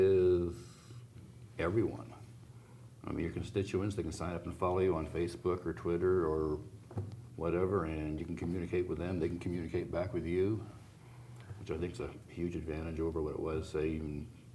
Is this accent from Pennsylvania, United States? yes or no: no; California Bay Area, United States; moved away as an adult; also born or lived in Scotland; now in Montana, United States; I was born in California. Oh, very cool. California Bay Area. Got out of there as soon as I could, joined the Navy right out of high school. Spent 8 years in the Navy, a couple years in school, then 2 years in Scotland with the Navy.